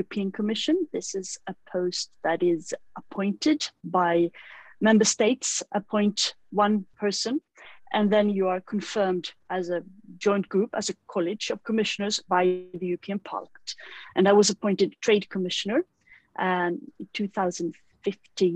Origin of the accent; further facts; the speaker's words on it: Sweden; moved away as an adult; also born or lived in Brussels; I have moved back to Sweden, which is my home country.